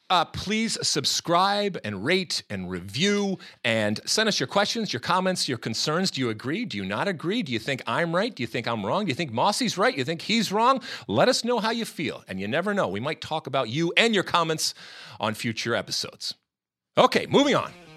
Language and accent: English; United States; me as an American